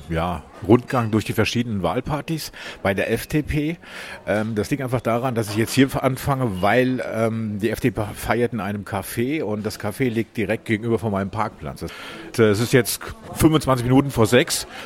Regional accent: Hameln, Lower Saxony, Germany; weil äh, ich komme ja ursprünglich aus Hameln, ich kenne da sehr viele Leute

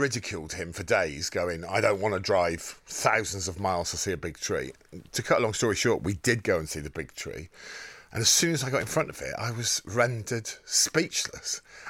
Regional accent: Wem, West Midlands, United Kingdom; From Wem in Shropshire.

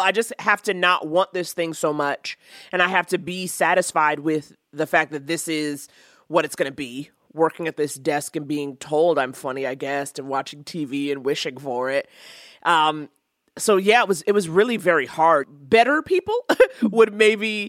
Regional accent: New York, United States; growing up in New York, we would go to plays and stuff

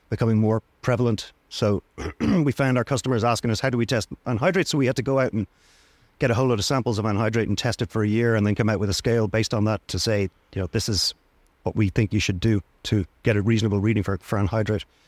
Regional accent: Dublin, Leinster, Ireland; also born or lived in Wicklow; now in Greystones, Ireland; I'm from Dublin

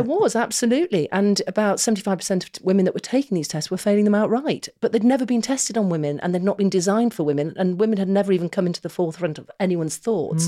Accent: Manchester, North West England, United Kingdom; we were growing up in Manchester

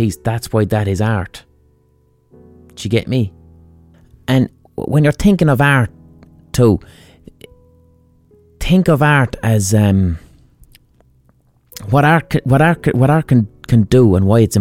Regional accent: Limerick, Munster, Ireland; I'm from Limerick.

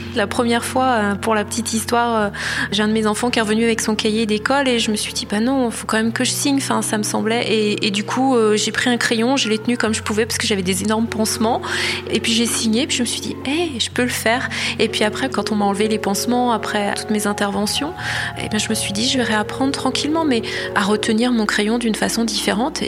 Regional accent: Pays de la Loire, France; Je suis née en Loire-Atlantique, j'ai jamais beaucoup bougé

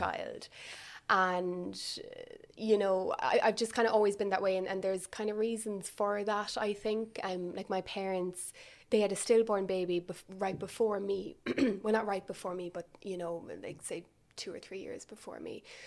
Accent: Milltown, Munster, Ireland; also born or lived in Cork; I'm from Milltown, um, so that's where I grew up. So for anyone that doesn't know, it's kind of mid-Kerry.

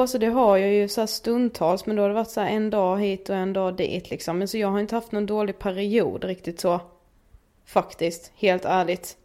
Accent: Karlshamn, Blekinge, Sweden; moved away; jag var hemma i Karlshamn väldigt länge

